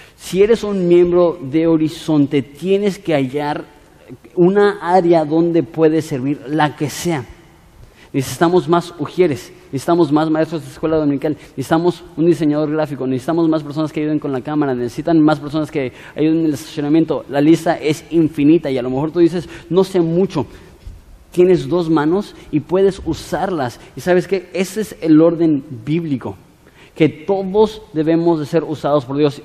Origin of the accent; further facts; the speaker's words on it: Ensenada, Baja California, Mexico; Somos ciudadanos de Ensenada